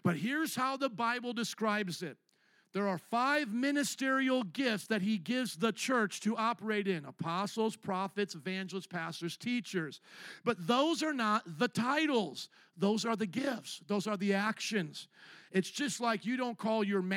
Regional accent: Indiana, United States; moved away as an adult; also born or lived in Louisiana; now in Chicago, United States; I came from the cornfields of Indiana via the swamps of Louisiana up to Chicago

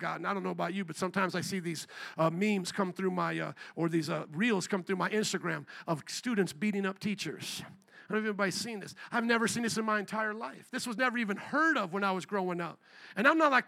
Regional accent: Fort Wayne, Indiana, United States; now in Chicago, United States; I grew up in a land called Indiana. I grew up in a small town called Fort Wayne

